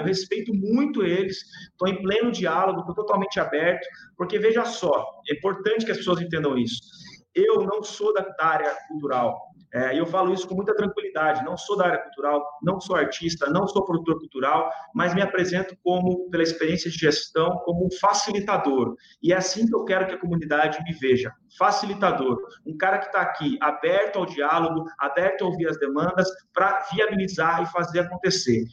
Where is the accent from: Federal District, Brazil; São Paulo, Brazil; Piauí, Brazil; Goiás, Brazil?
São Paulo, Brazil; Sorocaba; sou sorocabano